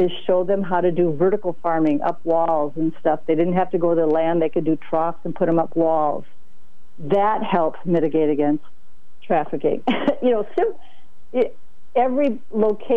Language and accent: English; St. Paul, Minnesota, United States; I'm from St. Paul, Minnesota